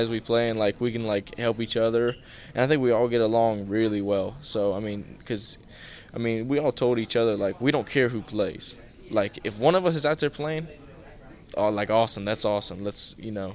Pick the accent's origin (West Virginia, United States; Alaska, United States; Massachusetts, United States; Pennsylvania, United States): West Virginia, United States; Morgantown; I'm from Morgantown